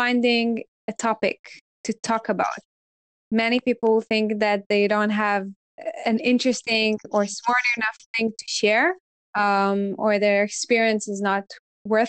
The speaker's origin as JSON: {"language": "English", "country": "Israel", "said": "I'm from Israel, and I was leading the Android community here"}